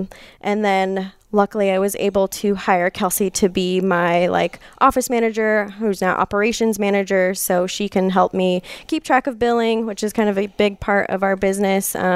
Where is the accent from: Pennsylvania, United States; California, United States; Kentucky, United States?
California, United States; Lockwood; I grew up in Lockwood.